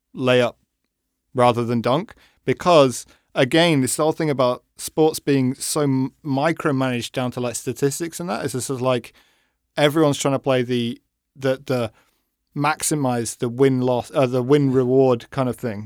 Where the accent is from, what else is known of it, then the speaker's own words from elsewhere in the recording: England, United Kingdom; I'm English